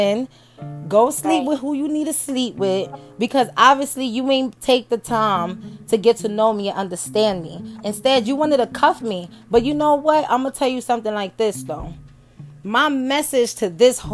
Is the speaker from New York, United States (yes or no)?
yes; New York, United States; moved away; I was born and raised in New York, from Brooklyn.